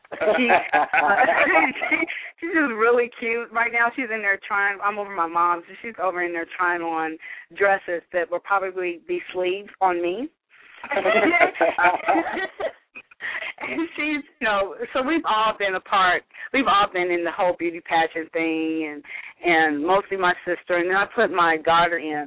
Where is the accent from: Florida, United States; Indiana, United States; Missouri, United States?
Missouri, United States; now in Dallas, United States; my home state of Missouri